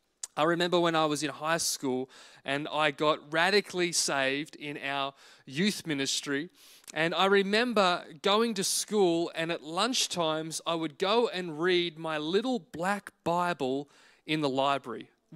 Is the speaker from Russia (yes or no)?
no; Wales, United Kingdom; born there; I was born in Singleton Hospital on the 26th of August, 1987.